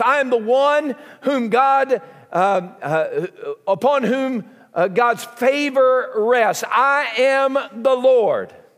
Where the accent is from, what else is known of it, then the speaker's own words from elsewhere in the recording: southern United States, United States; accent: southern; my southern accent